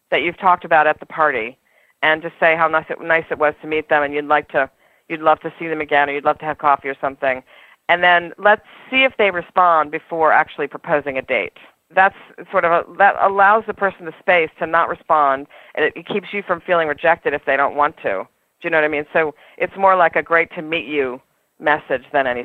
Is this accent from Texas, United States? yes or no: no; New York City, New York, United States; I'm a New Yorker, and this is one of the things that we I think that is wonderful about being in New York